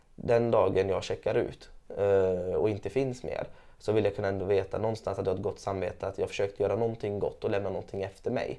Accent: Gothenburg, Västra Götaland, Sweden; jag är uppvuxen i Angered i Gårdsten

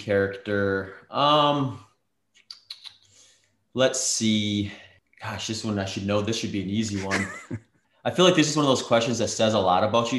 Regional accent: Midwest, United States; Like, I grew up in the Midwest, so I'm not unfamiliar to gloomy, cloudy days

